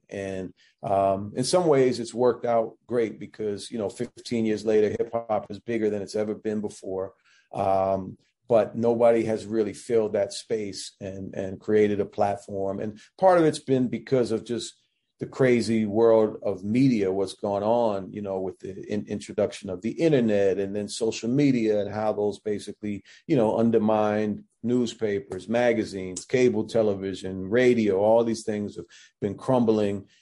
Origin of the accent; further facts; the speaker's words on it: Washington, District of Columbia, United States; moved away as an adult; also born or lived in Massachusetts; me growing up in Washington D.C. That's where I was born and raised